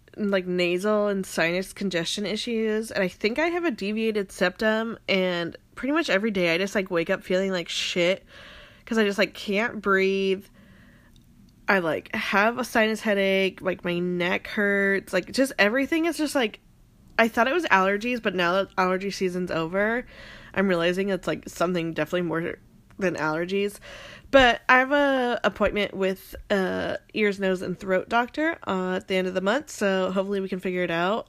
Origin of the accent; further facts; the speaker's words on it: Phoenix, Arizona, United States; now in Seattle, United States; I'm from Phoenix